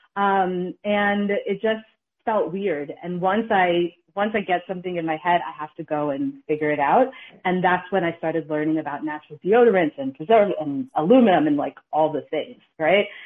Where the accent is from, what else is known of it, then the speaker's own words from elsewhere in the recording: New York City, New York, United States; also born or lived in Connecticut / Massachusetts / Ghana; now in New Haven, United States; I'm from the Bronx